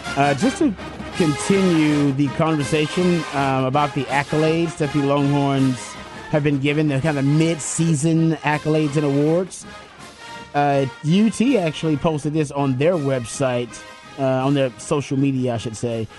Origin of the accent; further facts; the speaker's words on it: Houston, Texas, United States; moved away; where I grew up in South Park